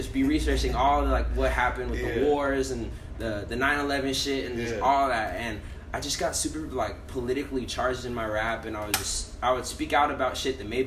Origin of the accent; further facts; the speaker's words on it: Oceanside, California, United States; also born or lived in Las Vegas, Nevada / Vista, California; when I was 5 years old, we moved over by Miracosta College in Oceanside, and then I lived there till I was 15